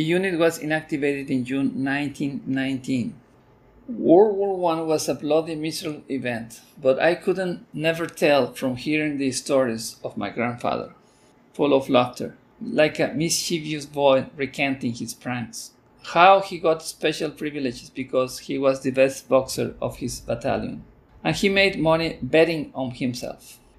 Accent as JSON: {"language": "English", "country": "Mexico", "tie": "born or raised there", "first_language": "Spanish", "second_language": "English", "moved": "yes", "lives_now": "Texas, United States", "said": "I would describe myself as Mexican because I was born in Mexico. But that doesn't mean I forfeit my identity as Texan. In fact, I hold dual citizenship."}